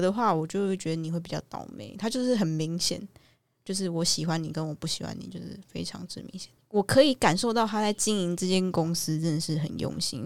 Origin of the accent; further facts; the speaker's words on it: Taiwan; 规定我们台湾人一定都要去